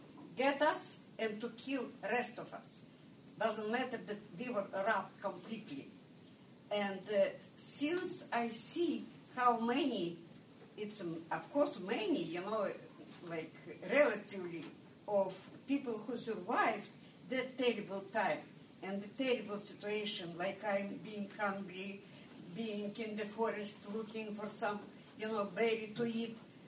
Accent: Russia; English is a second language; moved away as an adult; also born or lived in Odessa; I'm Jew from Russia. I don't say I'm Russian. I'm Jew from Russia.

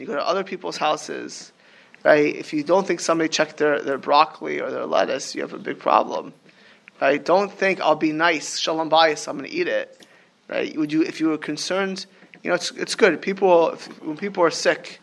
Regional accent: Miami Beach, Florida, United States; moved away; I grew up in Miami Beach

